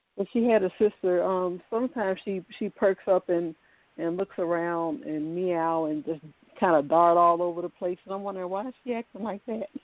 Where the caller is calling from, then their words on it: Virginia, United States; I'm calling from Virginia.